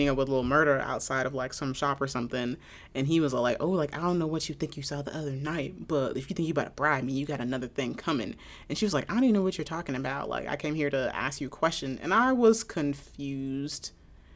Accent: Maryland, United States; I'm from Maryland

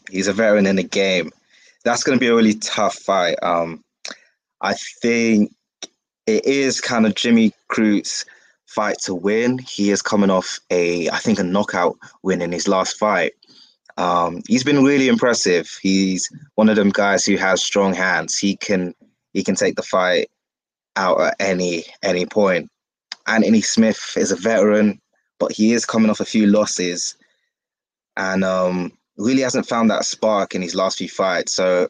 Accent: London, United Kingdom; The UK, London. Yeah.

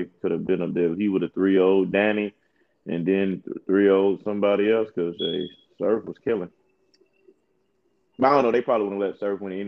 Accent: Florida, United States; I'm from Florida, from the South

